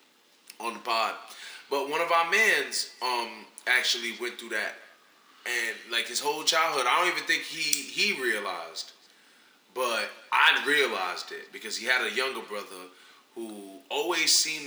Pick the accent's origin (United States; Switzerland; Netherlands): United States; New York City, New York; I'm from the Bronx, bro.